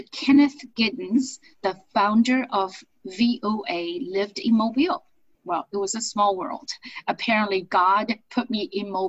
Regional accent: China; now in United States; I was born and raised in China, and of course, have to explain to you and our uh, your audience how I ended up being here uh, as an immigrant, and I think you could relate because we're both immigrants.

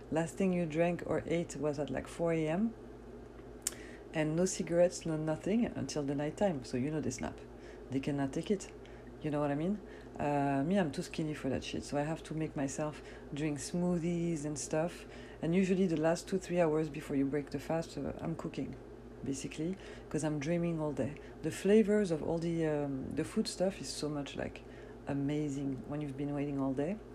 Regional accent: France; born there; As you know, yes, I was born in France, but my parents are Algerian from North Africa, so we fast, you know, Muslim people.

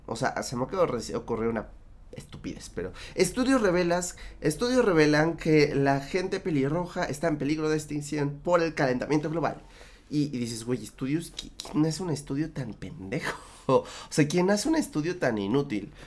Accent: Mexico; en mi país

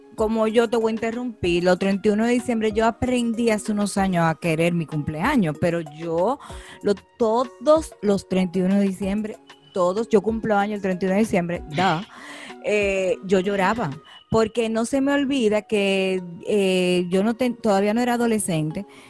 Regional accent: San Juan, Puerto Rico; yo nací en, en San Juan, en Puerto Rico. papi y mami vivían allá

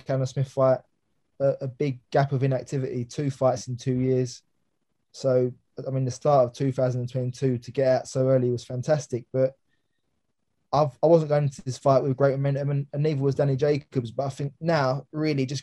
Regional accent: London, United Kingdom; it was in Alexandra Palace, obviously my hometown

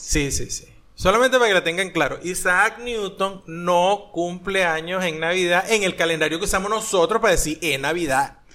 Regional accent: Maracay, Aragua, Venezuela; moved away; yo soy de Maracay, de la parte del limón

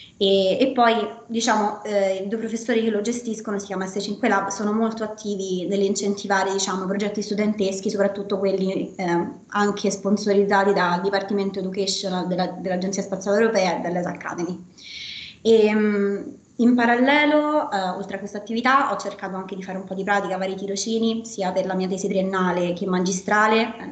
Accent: Rome, Lazio, Italy; sono italiana, sono nata, di, sono nata, a Roma e ho studiato anche a Roma la Sapienza

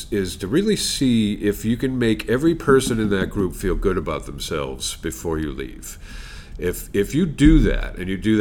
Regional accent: Longmeadow, Massachusetts, United States; I grew up in Longmeadow

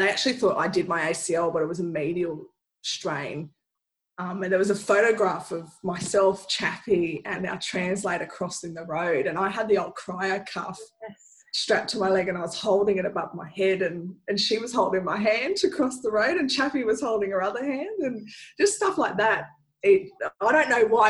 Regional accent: Australia; also born or lived in Sydney / Brisbane; now in Western Australia, Australia; growing up in Sydney and in Brisbane

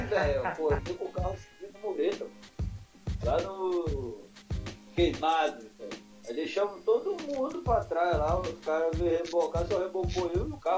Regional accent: Rio de Janeiro, Brazil; eu sou, eu sou do Rio, mas toda vez que eu tenho tipo, um jogo, pra mim é uma caravana, né?

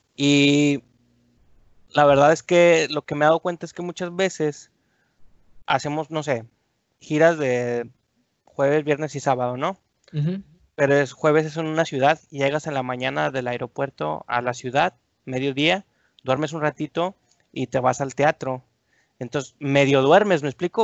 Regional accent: Torreón, Coahuila, Mexico; born or raised there; moved away as an adult; also born or lived in Durango, Durango, Mexico; now in Monterrey, Mexico

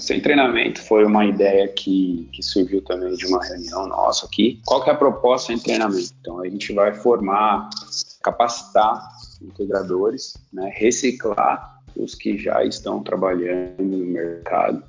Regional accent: São Caetano do Sul, São Paulo, Brazil; also born or lived in Santo André; Eu nasci em São Caetano

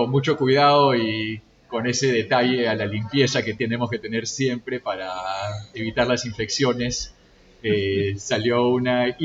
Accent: Lima, Peru; No, yo soy de Lima, pero internacional, viviendo en diferentes partes.

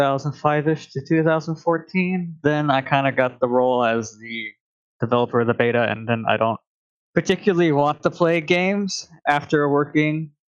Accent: Portland, Oregon, United States; moved away as an adult; now in Phoenix, United States; I'm from Portland, Oregon, but I recently moved to Phoenix in Arizona. I am 25

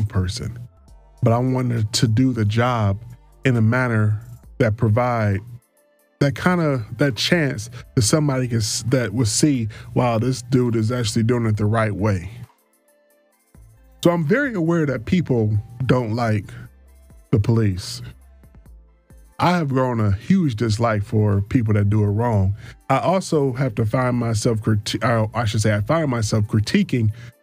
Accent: Detroit, Michigan, United States; I was born and raised in Detroit

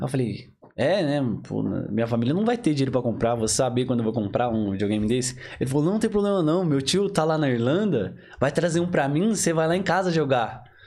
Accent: Diadema, São Paulo, Brazil; moved away as an adult; now in Ireland; eu vim lá de Diadema

